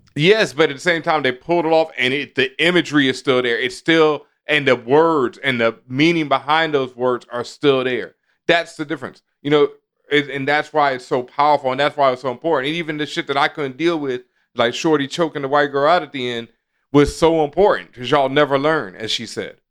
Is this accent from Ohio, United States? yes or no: no; Texas, United States; I grew up in the South in Texas